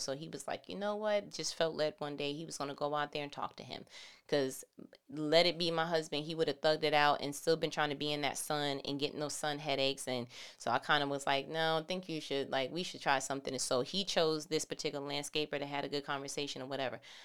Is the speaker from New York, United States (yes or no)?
yes; New York, United States; I'm from New York